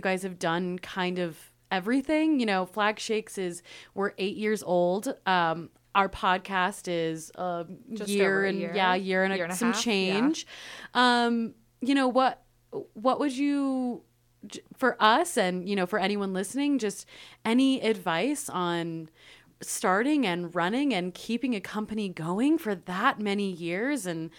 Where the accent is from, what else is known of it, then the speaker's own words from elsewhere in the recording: Turlock, California, United States; I'm from the Central Valley, so. Which part? It's a little town called Turlock.